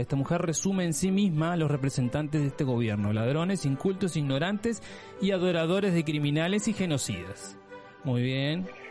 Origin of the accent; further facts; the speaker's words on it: Uruguay; soy uruguayo, por supuesto, ese es mi país de origen